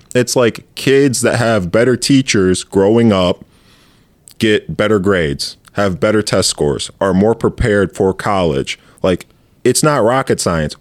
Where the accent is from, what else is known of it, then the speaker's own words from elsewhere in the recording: Grand Ledge, Michigan, United States; I'm from Grand Ledge, Michigan